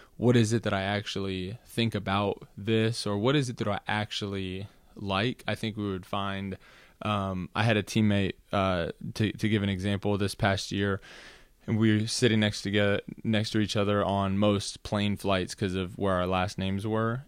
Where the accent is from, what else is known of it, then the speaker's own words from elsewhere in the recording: Austin, Texas, United States; also born or lived in Los Angeles, California / Washington D.C. / Virginia; I would claim Austin, Texas, as my hometown, having grown up there since I was about ten